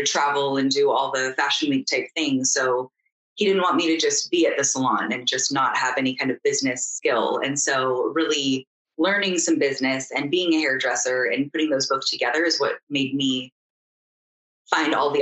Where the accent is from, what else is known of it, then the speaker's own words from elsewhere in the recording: Danville, California, United States; I grew up in Danville, California